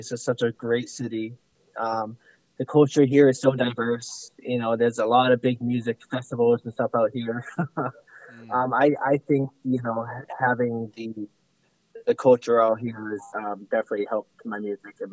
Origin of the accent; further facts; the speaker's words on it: Russia; now in United States; Um, well, I'm from Russia, and I came to um, America and grew up in a kind of poor family.